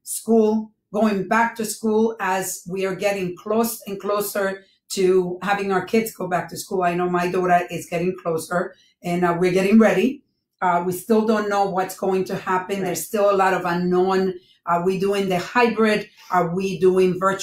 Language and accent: English; Dominican Republic; being a Dominican